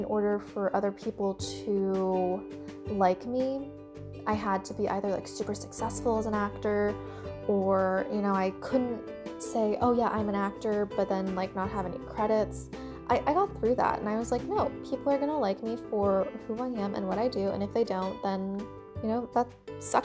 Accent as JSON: {"language": "English", "country": "United States", "tie": "born or raised there", "also_born_or_lived": "China / Washington, D.C. area", "said": "spent most of my life, except for like the first like 7 months, like in the United States"}